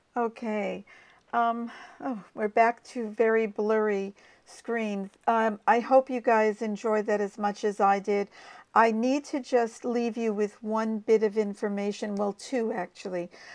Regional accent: United States; now in Australia; as an American by birth

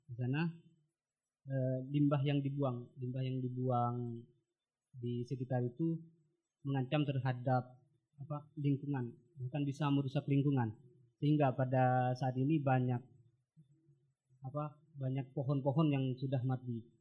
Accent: Sumenep, East Java, Indonesia; pada konflik agraria di Sumenep khususnya di kalangan pesisir di daerah saya

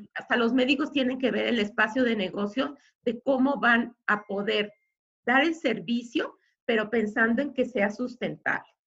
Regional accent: Guadalajara, Jalisco, Mexico; somos este, tapatíos

